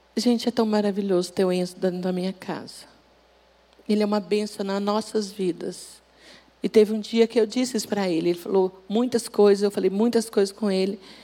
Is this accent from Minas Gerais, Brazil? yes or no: yes; Minas Gerais, Brazil; moved away; Eu sou de Minas